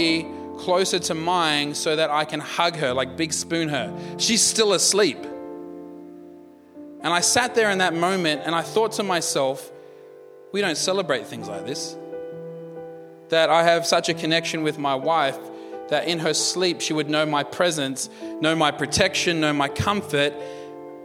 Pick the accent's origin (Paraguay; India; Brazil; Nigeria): India; I'm an Indian